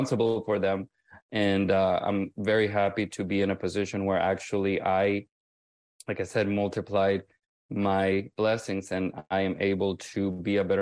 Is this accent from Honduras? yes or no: yes; Honduras; first language Spanish; English is a second language; moved away as an adult; now in Miami, United States; I need to migrate from my home country because my home country did not offer the proper environment for me to thrive